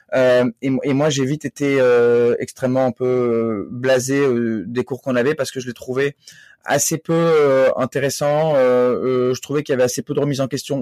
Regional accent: north of France, France; je suis originaire du nord de la France où j'ai grandi.

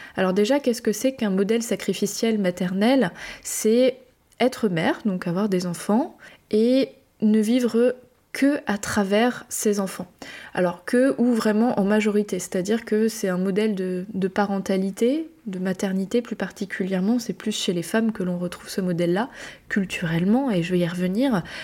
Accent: France; je suis française

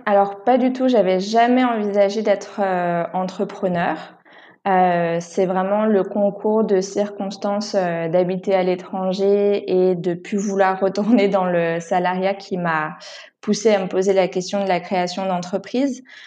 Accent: Paris region, Île-de-France, France; moved away as an adult; now in Istanbul, Turkey; j'ai grandi en région parisienne

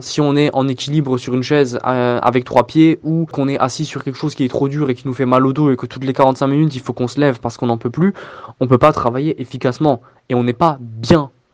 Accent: Strasbourg, Grand Est, France; j'ai 25 ans et je viens de Strasbourg

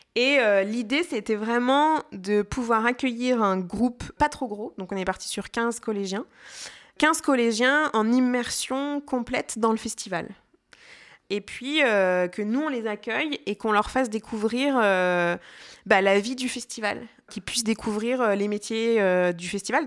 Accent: Jura, Bourgogne-Franche-Comté, France; now in Lyon, France; je suis pas lyonnaise, mais je viens pas très loin. Je viens du Jura

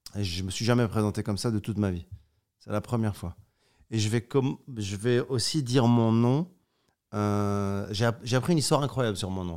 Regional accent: Morocco; Je suis né au Maroc.

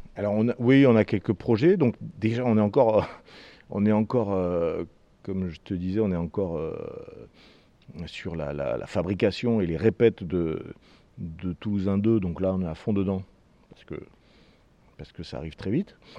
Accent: Toulouse, Occitania, France; on est toulousain

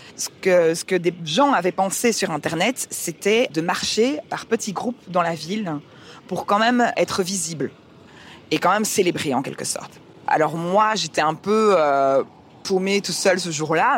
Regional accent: Liège, Wallonia, Belgium; also born or lived in Canada / England; now in Brussels, Belgium; je suis avant tout liégeoise

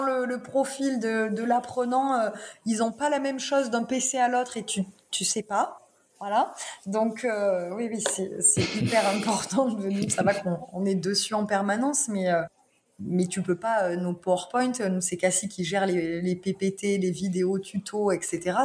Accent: Lozère, Occitania, France; je suis née en Lozère, donc je suis très chauvine.

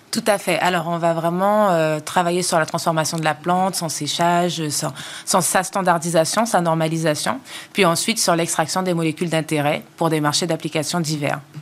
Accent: French Guiana; moved away as an adult; also born or lived in Quebec, Canada; je suis retournée sur ma terre natale en Guyane

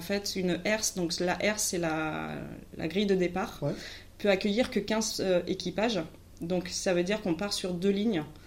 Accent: Carquefou, Pays de la Loire, France; moi, je viens de Carquefou, Loire-Atlantique

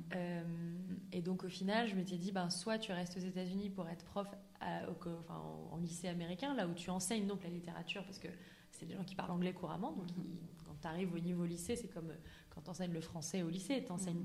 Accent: Auvergne-Rhône-Alpes, France; moved away as an adult; also born or lived in United States; j'ai grandi en Auvergne

